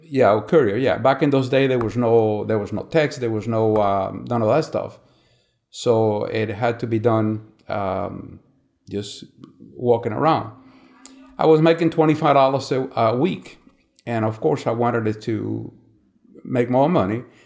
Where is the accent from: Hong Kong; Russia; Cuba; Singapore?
Cuba; San Miguel de los Baños, Matanzas; I was born in Cuba, uh, May eighteen, nineteen forty-eight, in a small town, uh, in Cuba called San Miguel de los Baños